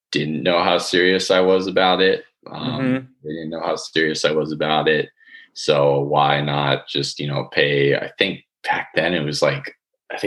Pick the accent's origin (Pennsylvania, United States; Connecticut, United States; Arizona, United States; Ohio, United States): Arizona, United States; Chandler; I'm here from Chandler, Arizona